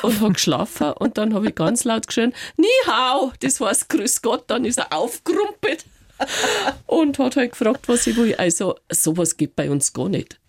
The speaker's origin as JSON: {"language": "German", "town": "Reisbach", "region": "Bavaria", "country": "Germany", "tie": "born or raised there", "also_born_or_lived": "China", "said": "in meinem Heimatort mhm. in Reisbach."}